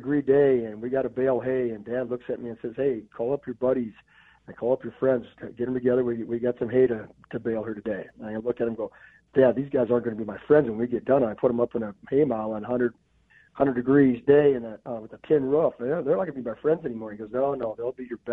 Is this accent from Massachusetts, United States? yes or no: no; Platteville, Wisconsin, United States; also born or lived in Fargo, North Dakota; grew up on a farm in Southwest Wisconsin here